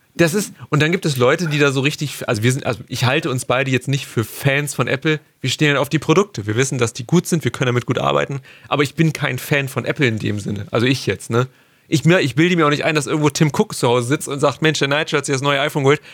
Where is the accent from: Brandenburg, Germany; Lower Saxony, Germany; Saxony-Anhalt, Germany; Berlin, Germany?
Lower Saxony, Germany; between Hanover and Braunschweig; wir kommen aus dem Norden. Wir sind beide, wir sind beide irgendwo zwischen Hannover und Braunschweig angesiedelt